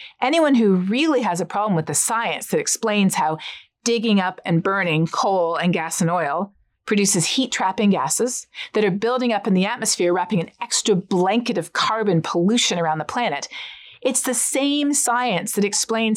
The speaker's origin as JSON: {"language": "English", "country": "Canada", "said": "I'm Canadian"}